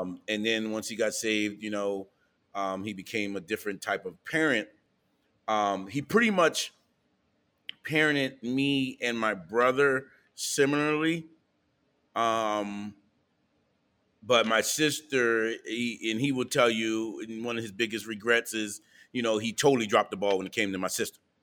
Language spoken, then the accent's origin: English; New Castle, Delaware, United States; moved away; also born or lived in Wilmington, Delaware / Philadelphia, Pennsylvania; We grew up in Newcastle, Delaware